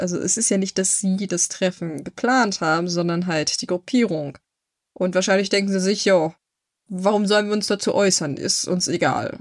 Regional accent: Germany; bei uns in Deutschland

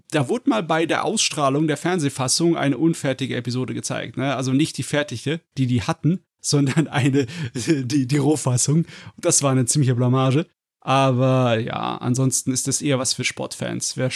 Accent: Germany; bei uns in Deutschland

